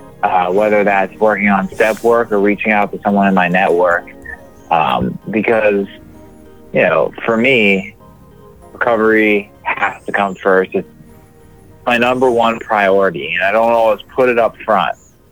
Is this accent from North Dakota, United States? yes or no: no; York, Pennsylvania, United States; moved away as an adult; now in Maryland, United States; I was born and raised in York, Pennsylvania